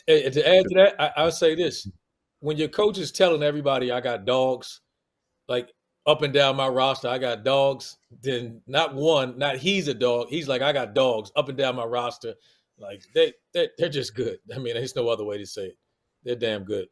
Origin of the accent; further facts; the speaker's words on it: Washington, District of Columbia, United States; accent: DC; my DC accent